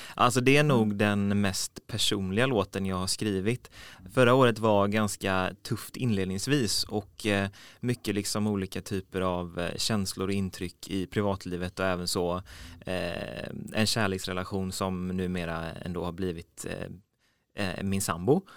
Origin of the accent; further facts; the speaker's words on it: Mölnlycke, Västra Götaland, Sweden; now in Gothenburg, Sweden; Jag kommer från eh, Mönlycke, eh, så på väg mot Landvetter flygplats